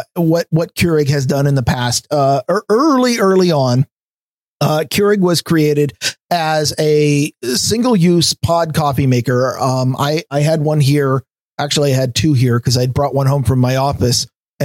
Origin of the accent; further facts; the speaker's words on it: United States; I'm an American